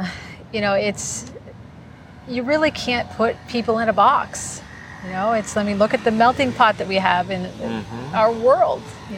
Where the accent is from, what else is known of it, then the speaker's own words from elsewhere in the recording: Massachusetts, United States; moved away as an adult; now in Hollywood, Florida, United States; I'm actually from Massachusetts.